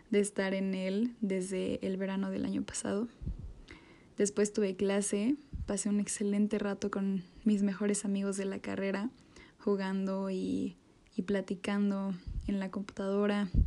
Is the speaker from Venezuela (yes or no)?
no; Mexico; como buenos mexicanos con mi salsa favorita